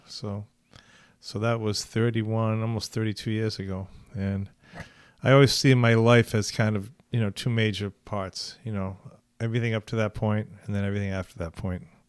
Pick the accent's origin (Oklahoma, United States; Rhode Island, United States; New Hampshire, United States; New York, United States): Rhode Island, United States; Newport; I'm from Newport, Rhode Island, uh, from a basic kind of middle class Jewish family